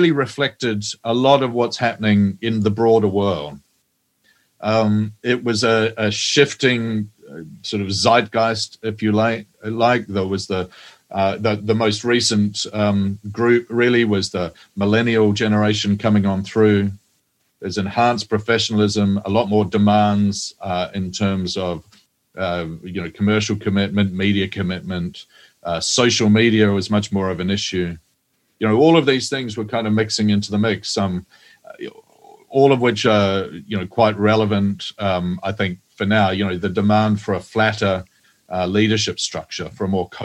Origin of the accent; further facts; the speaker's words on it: New Zealand; Well, I'm a Kiwi. I'm a New Zealander.